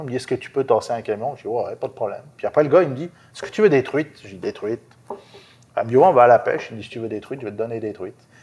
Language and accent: French; France; moved away as an adult; now in Quebec, Canada; je suis français d'origine, vécu en France jusqu'à ben, jusqu'en 2014.